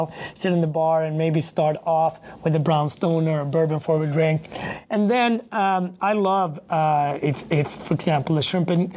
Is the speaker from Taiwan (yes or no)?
no; Sweden; also born or lived in Harlem, New York; now in New York, United States; I grew up in Sweden with my grandmother